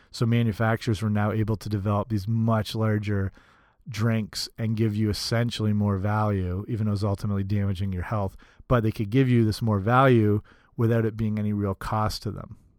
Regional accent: Canada; Canadian like me

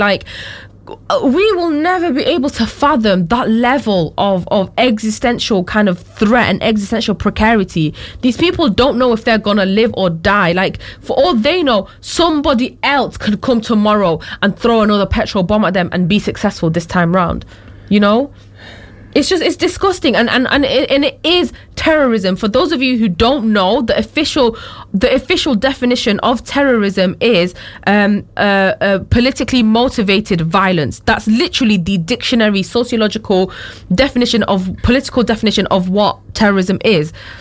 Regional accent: United Kingdom; I am also British

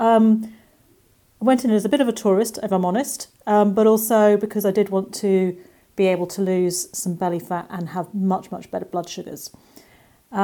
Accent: England, United Kingdom; accent: English; I live in England, as you can probably hear from my accent

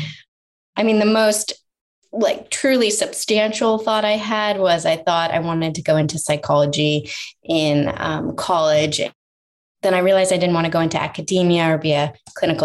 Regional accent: Sanibel, Florida, United States; now in Redondo Beach, United States; I grew up on the Southwest coast, so on the Gulf side, an area called Sanibel. It's by Fort Myers, Naples.

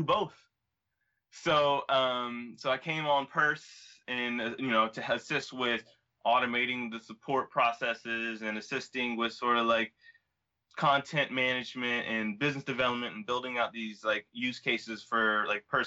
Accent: Augusta, Georgia, United States; I was born in Augusta, Georgia, in the South, October 7th, 1990.

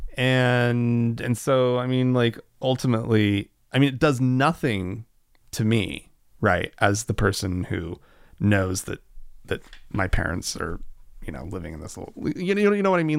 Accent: Oklahoma, United States; growing up in Oklahoma

